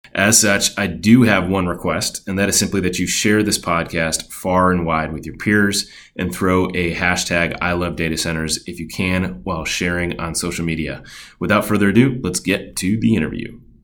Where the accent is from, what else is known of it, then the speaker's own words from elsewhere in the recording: Chicago, Illinois, United States; we are fellow Midwesterners, having grown up in Chicago myself